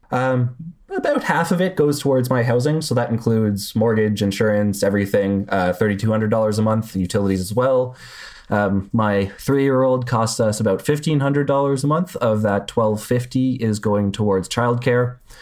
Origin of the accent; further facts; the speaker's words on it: Canada; I'm Canadian